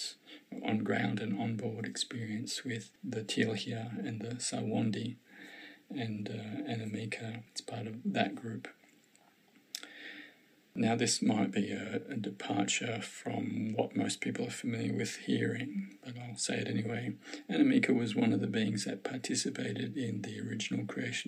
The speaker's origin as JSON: {"language": "English", "country": "Australia", "lives_now": "Victoria, Australia", "said": "I'm an Australian, I live in Victoria, Melbourne is the capital of our city, of our state"}